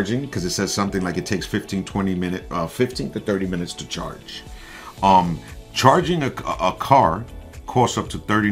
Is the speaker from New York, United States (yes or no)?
yes; New York, United States; moved away; I'm originally from New York